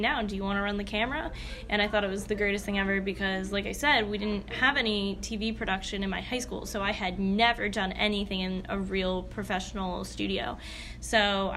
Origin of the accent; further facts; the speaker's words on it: Moosic, Pennsylvania, United States; moved away as an adult; I'm really actually from a little town outside of Scranton called Moosic